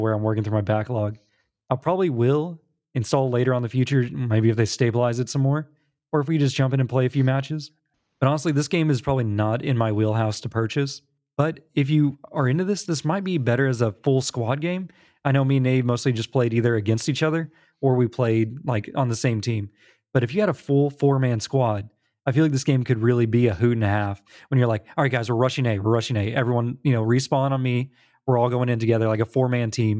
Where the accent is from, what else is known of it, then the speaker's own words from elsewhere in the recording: United States; as an American